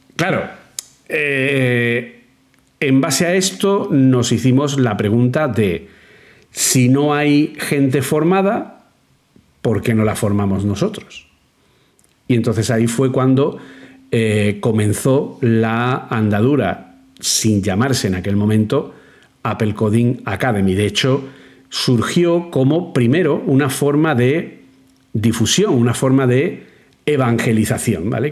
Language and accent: Spanish; Granada, Andalusia, Spain; moved away as an adult; now in Madrid, Spain; cuando yo llegué a Madrid desde Granada